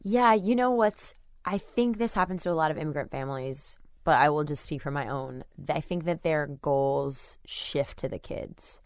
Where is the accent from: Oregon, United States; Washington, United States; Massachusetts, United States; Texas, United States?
Texas, United States; Webster; I grew up in Webster, Texas